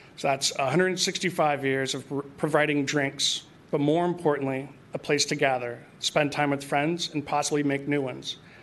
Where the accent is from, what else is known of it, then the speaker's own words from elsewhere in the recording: San Francisco, California, United States; I was born and raised in San Francisco